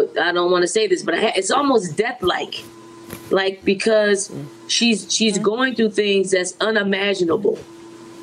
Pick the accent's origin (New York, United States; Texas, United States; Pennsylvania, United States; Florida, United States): Pennsylvania, United States; Philadelphia; I'm a girl from Philly